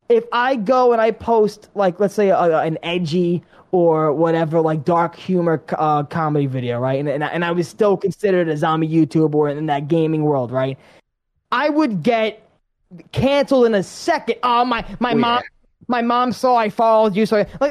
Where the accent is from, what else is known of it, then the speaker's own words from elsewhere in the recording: New York, United States; growing up in New York